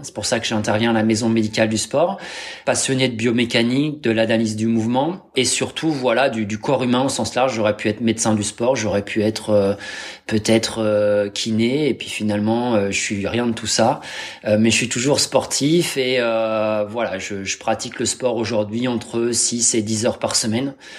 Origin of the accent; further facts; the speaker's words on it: Normandy, France; je suis normand ascendant viking